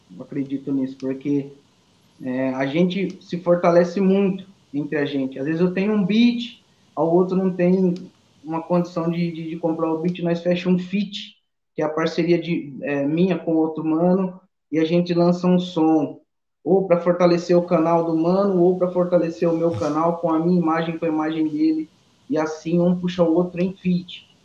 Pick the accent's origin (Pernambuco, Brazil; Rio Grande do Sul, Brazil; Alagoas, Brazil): Alagoas, Brazil; moved away; also born or lived in interior of São Paulo; eu sou da, da, de Alagoas